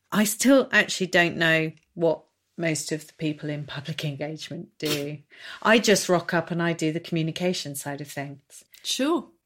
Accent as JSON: {"language": "English", "town": "Norwich", "region": "East of England", "country": "United Kingdom", "said": "No, I'm from Norwich, so this, I wanted the local one."}